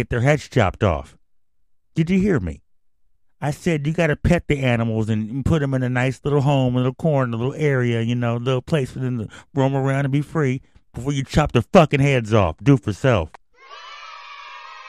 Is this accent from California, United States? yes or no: yes; San Francisco Bay Area, California, United States; moved away; I'm from the Bay Area